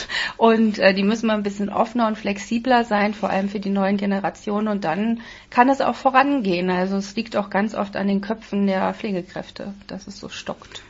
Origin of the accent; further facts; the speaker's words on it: Berlin, Germany; wir kommen eigentlich aus der Hauptstadt